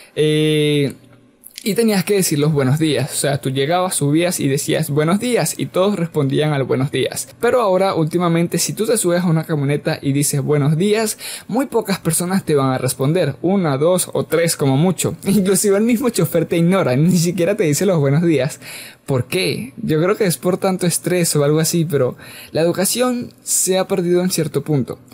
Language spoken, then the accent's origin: Spanish; Venezuela; yo soy de Venezuela